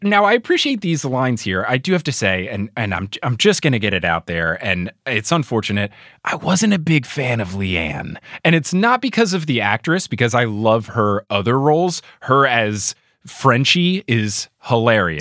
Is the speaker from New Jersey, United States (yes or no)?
yes; New Jersey, United States; New Jersey, my home state